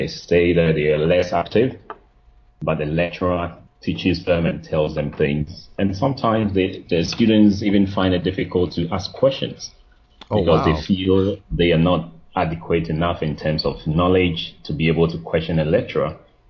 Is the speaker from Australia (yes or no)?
no; Ghana; moved away as an adult; also born or lived in United Kingdom; now in China; I'm from Ghana. I'm a Ghanaian, but well, I lived in the UK for about 10 years working and studying